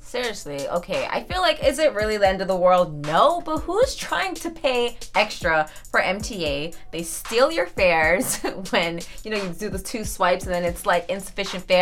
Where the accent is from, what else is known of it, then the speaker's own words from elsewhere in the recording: New York City, New York, United States; I'm from Queens.